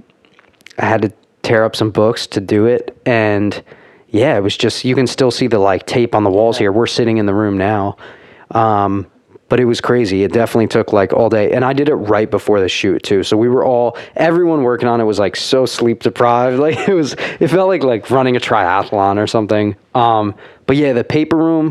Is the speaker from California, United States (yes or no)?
no; Orange County, New York, United States; I am from New York, upstate New York, a small town area. I usually just say Orange County, New York, because I grew up in a few different towns